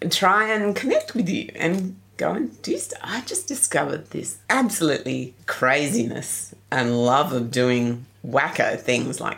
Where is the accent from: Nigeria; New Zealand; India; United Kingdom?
United Kingdom; England; I was had swimming lessons at school, but I couldn't swim more than five meters as a kid. Hey, I'm English.